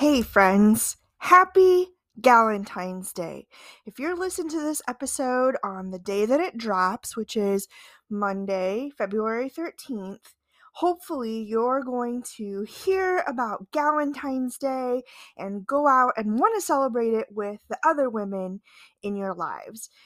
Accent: Midwest, United States; as a Midwesterner

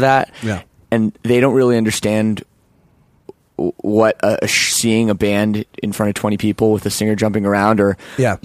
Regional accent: Toronto, Ontario, Canada; where I grew up too in Toronto

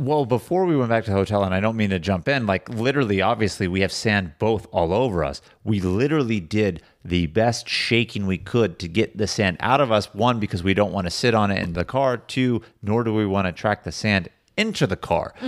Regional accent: Sacramento, California, United States; we grew up living close to Sacramento

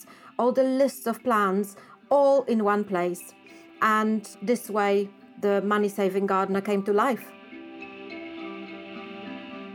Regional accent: Poland; moved away; I grew up in Poland

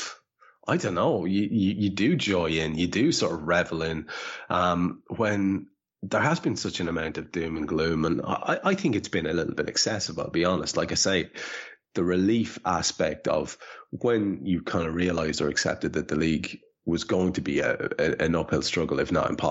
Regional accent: Ireland; as an Irish man

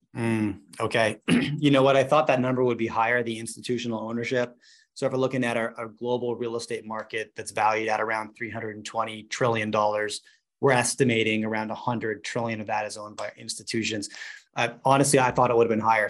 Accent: Vancouver, British Columbia, Canada; I grew up in Vancouver, British Columbia

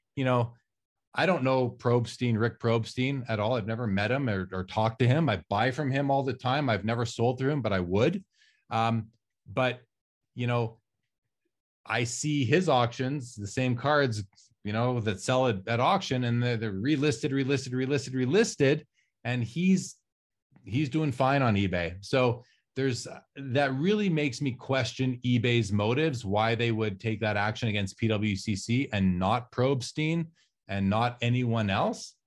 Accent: Canada; I'm Canadian, I'm in Canada

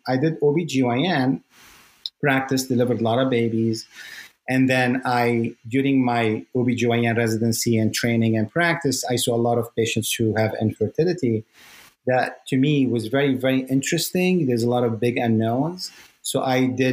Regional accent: Lebanon; moved away; I come from Lebanon where, you know, you have to be either a doctor or a lawyer

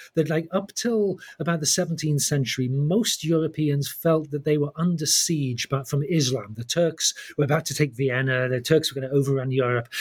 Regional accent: the English Midlands, United Kingdom; I grew up in the English Midlands, I was born in 1960

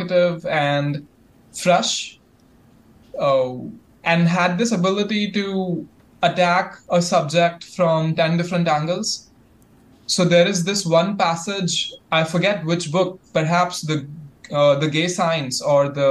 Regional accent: India; my heritage, I'm from India.

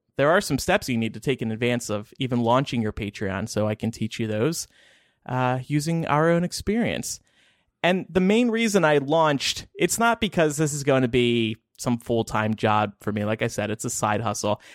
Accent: New Jersey, United States; I grew up in South Jersey

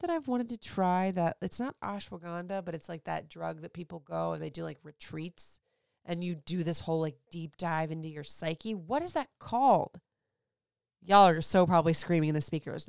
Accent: Florida, United States; moved away; also born or lived in Puerto Rico; I grew up in Florida

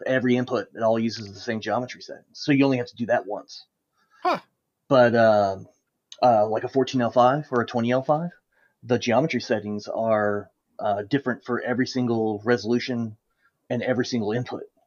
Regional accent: United States; being an American

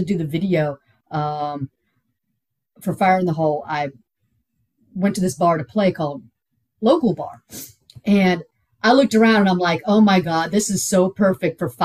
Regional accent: Houston, Texas, United States; also born or lived in Pittsburgh, Pennsylvania; I'm from Houston. I'm not used to the cold weather.

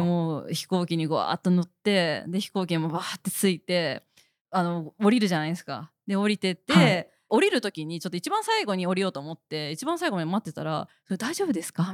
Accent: Niigata, Japan; accent: Niigata dialect; moved away as an adult; その地元の新潟に帰る場所に住んでたので

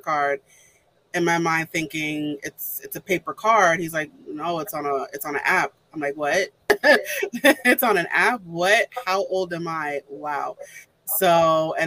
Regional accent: New York City, New York, United States; I'm from New York

